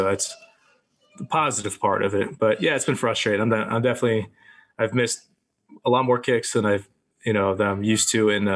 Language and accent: English; Florida, United States; moved away; I grew up in Florida